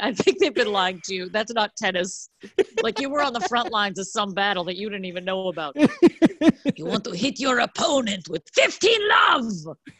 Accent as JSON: {"language": "English", "town": "Boston", "region": "Massachusetts", "country": "United States", "moved": "yes", "lives_now": "West Orange, United States", "said": "I'm from Boston."}